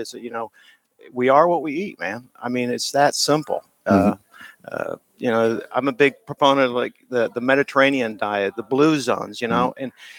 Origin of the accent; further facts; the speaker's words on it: Springfield, Illinois, United States; moved away; I'm originally from Springfield, Illinois, the capital, not Chicago